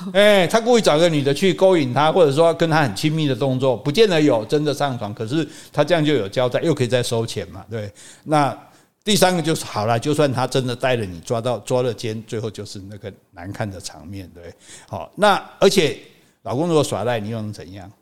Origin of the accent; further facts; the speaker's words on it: southern Taiwan, Taiwan; 我们南部人